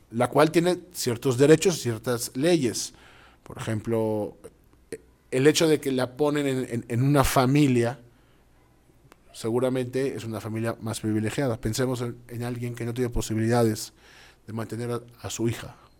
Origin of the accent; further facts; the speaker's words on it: Mexico City, Mexico; also born or lived in Israel / Montevideo, Uruguay; now in Costa Rica; a pesar de haber nacido en la Ciudad de México, emigramos a Israel, donde, bueno, estuvimos los últimos 10 años